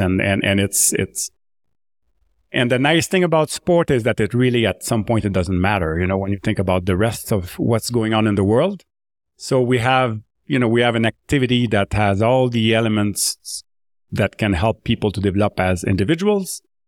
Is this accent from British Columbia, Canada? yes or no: no; Drummondville, Quebec, Canada; accent: French; first language French; English is a second language; I grew up in Drummondville in Quebec. So you notice the French accent a little bit. I grew up, speaking French, and I grew up as I play hockey, ice hockey in Quebec